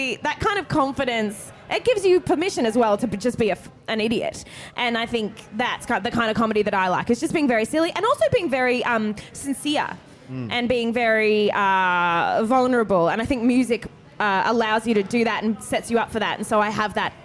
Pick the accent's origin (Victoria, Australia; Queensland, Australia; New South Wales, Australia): New South Wales, Australia; Wagga Wagga; I'm from Wagga